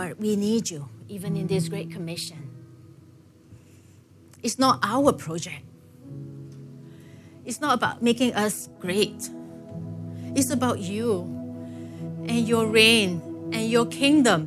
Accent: Singapore; growing up in Singapore, you know, I grew up, I guess, pretty comfortable

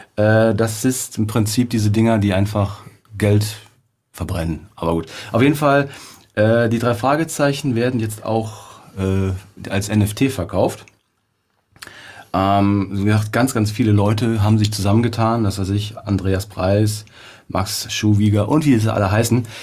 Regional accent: Cologne, North Rhine-Westphalia, Germany; bei uns in Köln

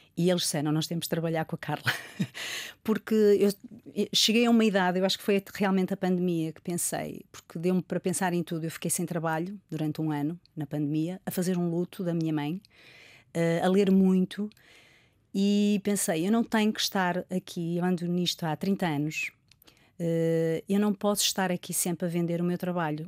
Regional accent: Rio Tinto, Norte, Portugal; also born or lived in Porto; eu nasci no Porto, vivi em Rio Tinto e, portanto, fui uma, uma criança que andei sempre pelas coletividades

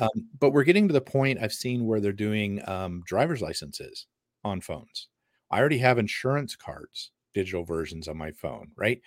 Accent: United States; I'm American

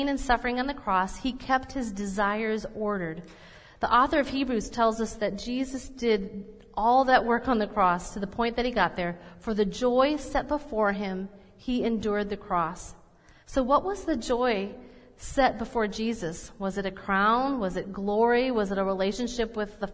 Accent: Minnesota, United States; I'm Minnesotan or that I'm mainly German

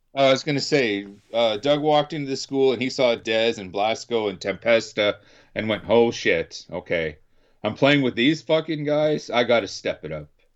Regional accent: Canada; being Canadian

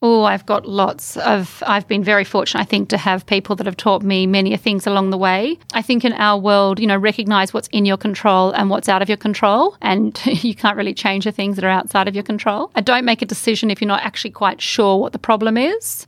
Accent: Australia; our country

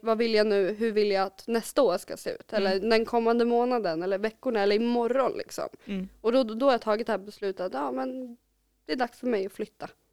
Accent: Kolbäck, Västmanland, Sweden; jag är uppvuxen i Kolbäck

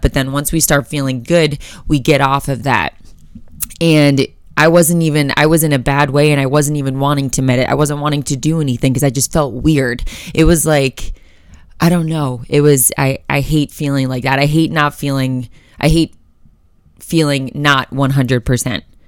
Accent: Florida, United States; now in Colorado, United States; I'm from Florida

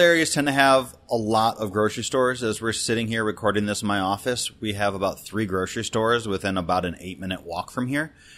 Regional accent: Detroit, Michigan, United States; moved away as an adult; now in Washington, D.C., United States; So I grew up in Detroit

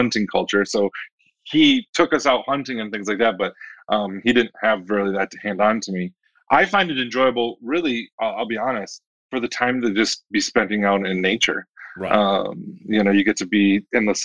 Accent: Michigan, United States; moved away as an adult; also born or lived in Washington, D.C.; I grew up in Michigan, but then I lived in Washington, D.C. for 7 years

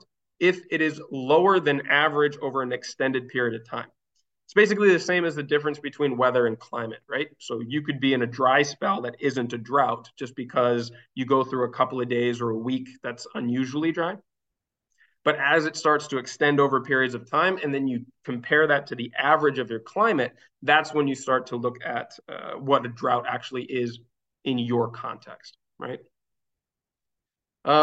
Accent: Minnesota, United States; moved away as an adult; now in Catalonia, Spain; the area that I used to live, where I grew up in Minnesota

